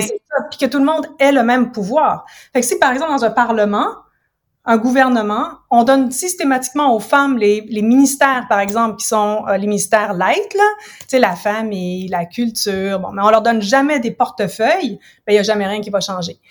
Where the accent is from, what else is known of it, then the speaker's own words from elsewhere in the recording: Ottawa, Ontario, Canada; moved away as an adult; also born or lived in United States / England; now in Montreal, Canada; je suis originaire d'Ottawa. En fait, je suis comme franco-ontarienne